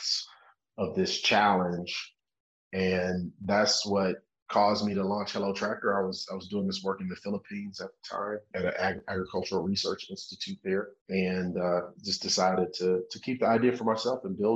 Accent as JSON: {"language": "English", "town": "Cleveland", "region": "Ohio", "country": "United States", "said": "I'm from Cleveland, Ohio in the US, not quite an agricultural place"}